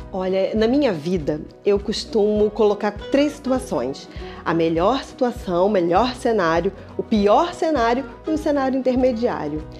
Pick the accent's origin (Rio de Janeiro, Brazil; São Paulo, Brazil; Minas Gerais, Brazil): Rio de Janeiro, Brazil; moved away as an adult; now in Braga, Portugal; sou natural do Rio de Janeiro, no Brasil, e estou cá em Braga há 4 anos